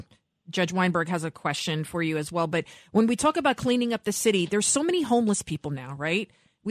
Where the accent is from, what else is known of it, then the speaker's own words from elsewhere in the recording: New York City, New York, United States; And I'm from the Bronx.